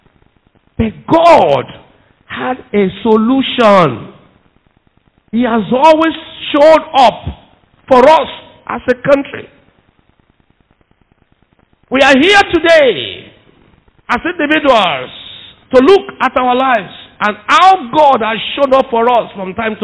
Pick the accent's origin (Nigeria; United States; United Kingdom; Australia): Nigeria; I'm proud to be a Nigerian